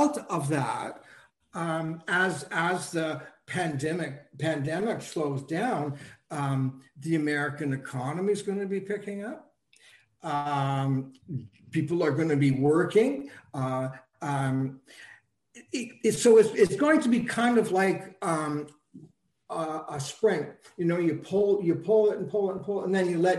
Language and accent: English; Canada; also born or lived in Toronto; I'm Canadian, so, and I'm in Toronto